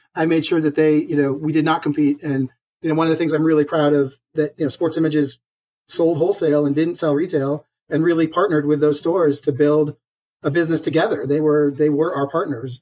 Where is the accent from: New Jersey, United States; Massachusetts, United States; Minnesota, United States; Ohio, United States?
Massachusetts, United States; Boston; as a Bostonian